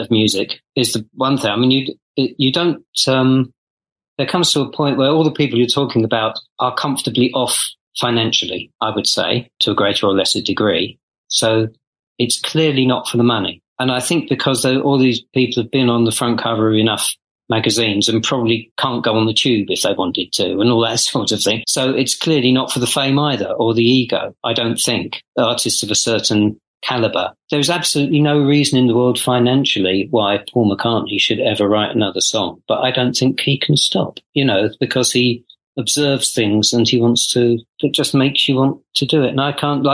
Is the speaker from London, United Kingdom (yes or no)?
no; Essex, East of England, United Kingdom; I'm from Essex. I don't have any Irish blood in me, as far as I know